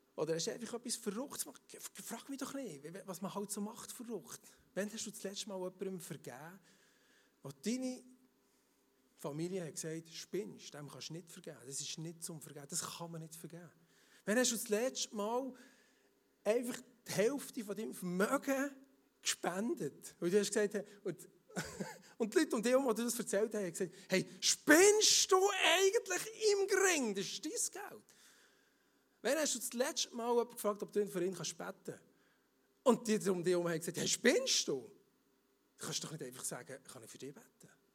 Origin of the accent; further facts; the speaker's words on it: Emmental, Bern, Switzerland; im Emmental, dort hier, wo ich herkomme